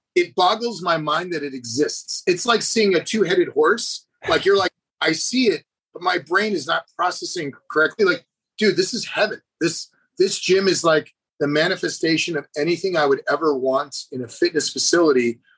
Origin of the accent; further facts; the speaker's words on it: Maine, United States; moved away; I'm from Maine. I grew up on a farm